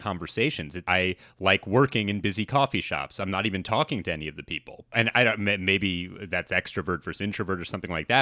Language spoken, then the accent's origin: English; New York City, New York, United States; I'm from New York City. I've lived most of my life in New York City